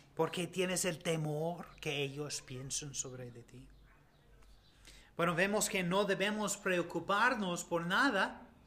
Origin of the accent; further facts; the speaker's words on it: United States; Spanish is a second language; moved away; los dos somos ah, de Estados Unidos